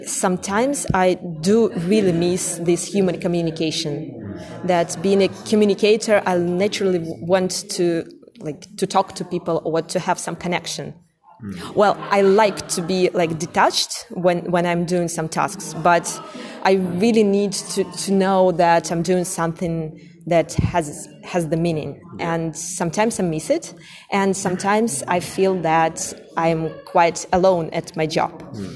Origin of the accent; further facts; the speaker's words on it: Russia; English is a second language; I'm from Russia